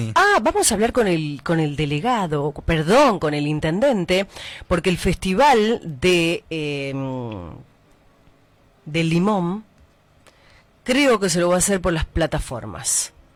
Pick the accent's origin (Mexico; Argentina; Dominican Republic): Argentina; como argentinos